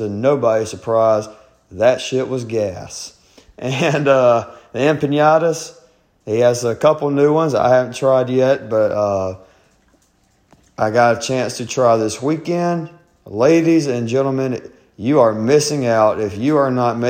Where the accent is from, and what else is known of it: Georgia, United States; moved away